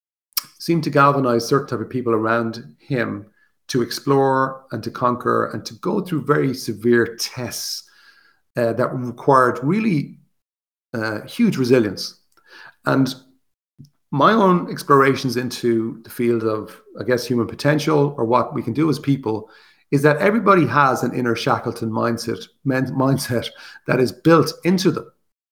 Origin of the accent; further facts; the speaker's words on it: Ireland; As Irish people